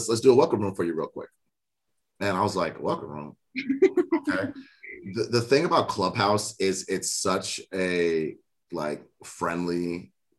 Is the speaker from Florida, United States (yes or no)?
yes; South Florida, United States; We're both from South Florida